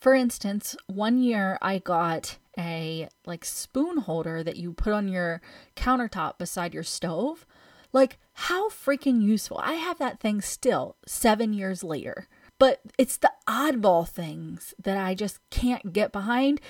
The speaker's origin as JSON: {"language": "English", "country": "United States"}